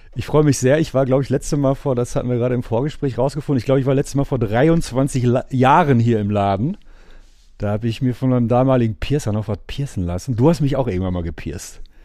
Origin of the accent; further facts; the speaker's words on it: Gelsenkirchen, North Rhine-Westphalia, Germany; ich komme ja aus Gelsenkirchen